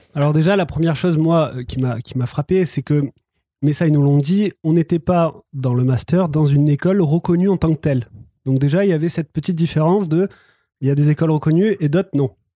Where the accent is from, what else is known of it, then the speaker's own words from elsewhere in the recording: the South, southern France, France; je viens, du Sud, peut-être que ça s'entend